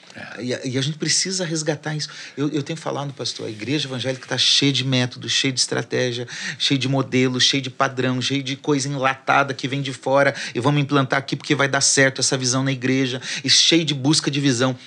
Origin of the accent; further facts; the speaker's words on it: Curitiba, Paraná, Brazil; moved away as an adult; also born or lived in Porto Alegre / Belém / interior of São Paulo; Na igreja que nós frequentávamos e onde eu cresci